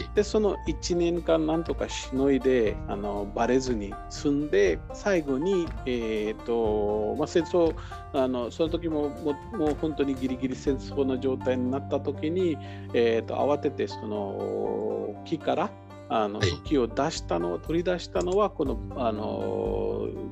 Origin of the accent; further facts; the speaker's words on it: Maharashtra, India; 私の出身のハラシュト州のモンバイとかプネとか